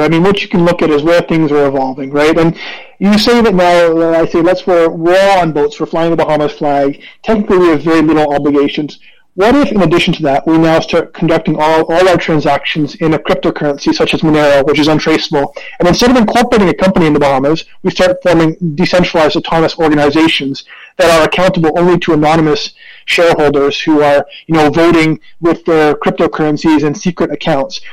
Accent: Canada; I am Canadian

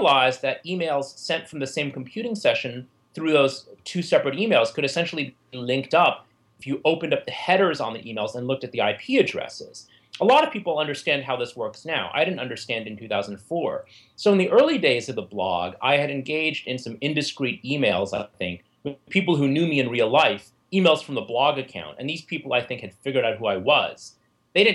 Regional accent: New Jersey, United States; working as a federal prosecutor in my home state of New Jersey.

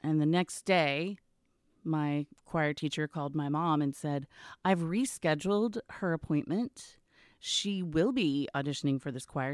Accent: Garland, Texas, United States; also born or lived in New York / San Diego; I grew up in Garland.

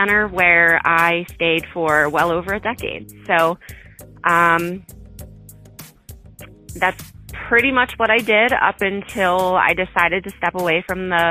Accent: Pennsylvania, United States; I'm from Pennsylvania, from a really small town

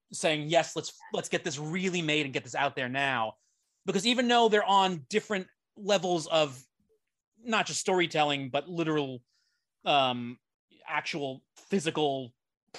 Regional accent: Long Island, New York, United States; I grew up on Long Island

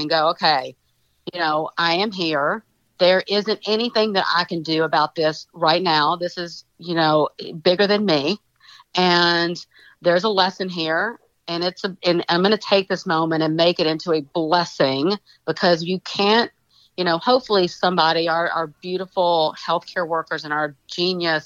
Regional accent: Jackson, Mississippi, United States; I grew up in Jackson, Mississippi in a Greek American household.

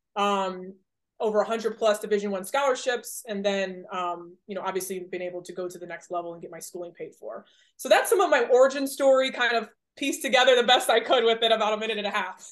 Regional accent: Rockledge, Florida, United States; I was born in Rockledge, Florida

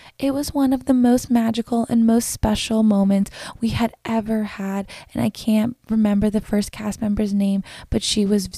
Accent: Florida, United States; I mentioned that I was from Florida

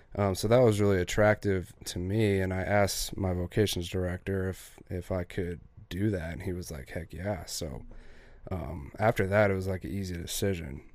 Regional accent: Gillette, Wyoming, United States; also born or lived in Sheridan, Wyoming; I grew up in Gillette, Wyoming

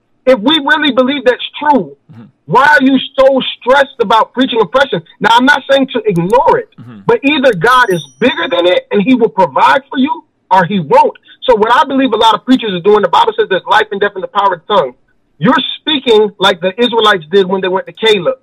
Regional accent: Chicago, Illinois, United States; also born or lived in Wiesbaden, Germany; I was born in Wiesbaden. My mother left St. Thomas, the Virgin Islands, and she moved to Chicago. She said the Lord told her to. We had no family. We had no money. We grew up in a shelter.

